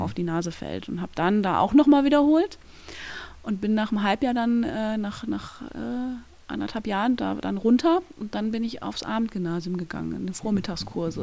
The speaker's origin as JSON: {"language": "German", "area": "surroundings of Cologne", "region": "North Rhine-Westphalia", "country": "Germany", "tie": "born or raised there", "said": "ich komme aus dem Umland von Köln, bin da groß geworden, habe mein ganzes Leben dort verbracht"}